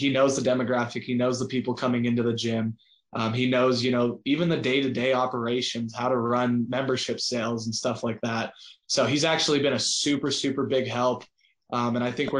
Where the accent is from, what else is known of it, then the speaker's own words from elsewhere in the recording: Southern Colorado, United States; I was a small town kid, grew up in Southern Colorado